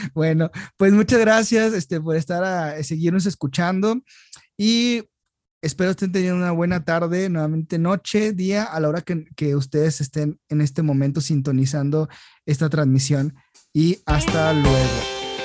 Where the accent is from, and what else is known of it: Mexico